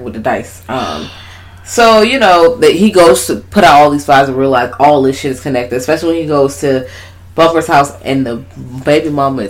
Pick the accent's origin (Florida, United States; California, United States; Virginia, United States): Virginia, United States; Richmond; I'm from Richmond.